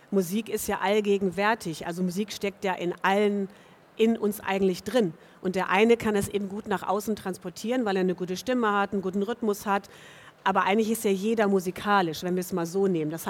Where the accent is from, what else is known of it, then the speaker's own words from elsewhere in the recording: Hamburg, Germany; sie kommen aus Hamburg. Und ich komme ja auch aus Hamburg.